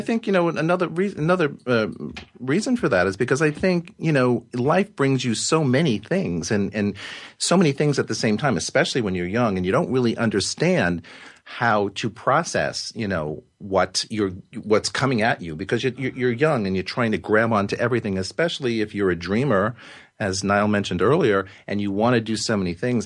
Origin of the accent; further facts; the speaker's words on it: Yonkers, New York, United States; also born or lived in Carmel, New York; I was born in Yonkers, which is a large city just north of Manhattan.